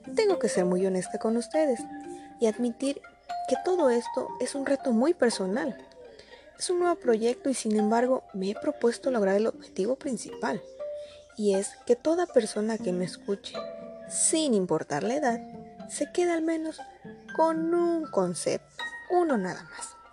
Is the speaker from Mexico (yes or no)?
yes; Mexico; Soy orgullosamente mexicana